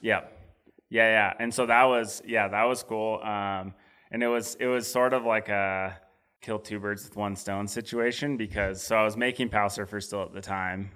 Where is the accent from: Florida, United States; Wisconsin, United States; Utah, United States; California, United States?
Utah, United States; Salt Lake City; growing up in Salt Lake